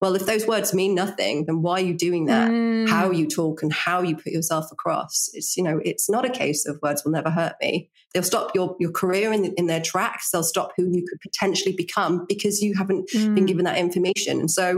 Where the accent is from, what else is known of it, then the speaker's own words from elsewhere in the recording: Norfolk, East of England, United Kingdom; accent: Norfolk; now in London, United Kingdom; I was born in Norfolk. Yeah. I had a Norfolk accent